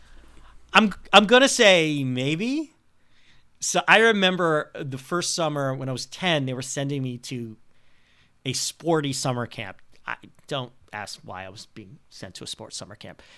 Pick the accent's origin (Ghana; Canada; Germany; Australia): Canada; Montreal, Quebec; moved away as an adult; my hometown team, the Montreal Canadiens